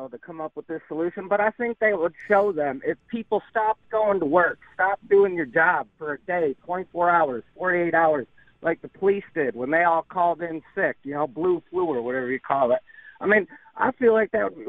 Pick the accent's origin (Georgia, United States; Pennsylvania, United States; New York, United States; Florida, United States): New York, United States; I recognize the plate, and I'm like, oh yeah, I'm from New York, woohoo!